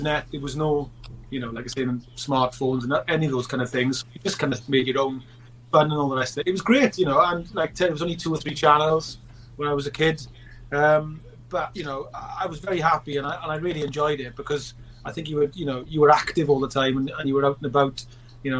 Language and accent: English; Merthyr Tydfil, Wales, United Kingdom; I'm born and bred in Merthyr Tydfil in the South Wales Valleys